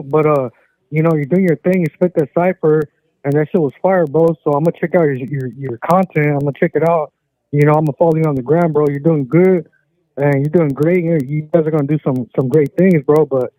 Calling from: California, United States; I'm over here from Central California.

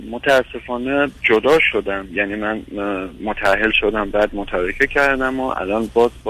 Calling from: Iran; من از ایران هستم

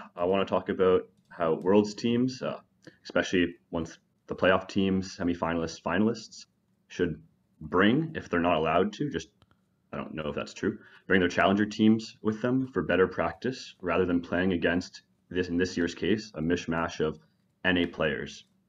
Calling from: Fort Myers, Florida, United States; I'm calling from Fort Myers, Florida

